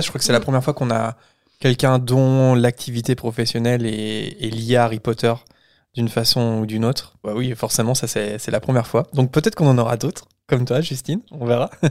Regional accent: France; en tant que Français

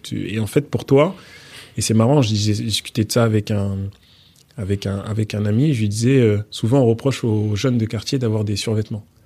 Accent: Mantes-la-Jolie, Île-de-France, France; also born or lived in Portugal; je suis né euh, au Portugal. Ah. mes parents ont vécu au Portugal avant de venir en France et, mhm. de, et après avoir quitté le Sénégal et la Guinée. Et j'ai grandi ensuite en, en, région parisienne.

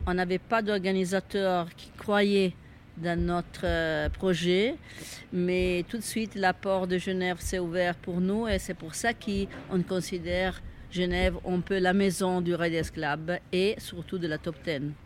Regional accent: Italy; French is a second language; moved away as an adult; now in Switzerland; je suis italienne mais j'habite en Suisse depuis 40 ans

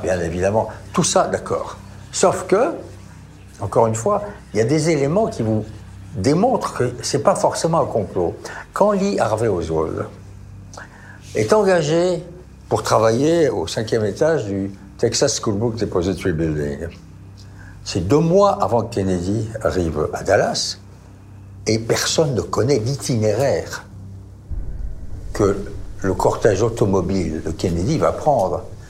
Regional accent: France; je suis français.

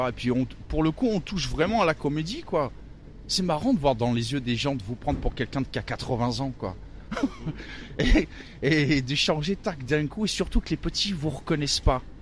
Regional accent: Lyon, Auvergne-Rhône-Alpes, France; euh, À Lyon, à Lyon. Ouais.

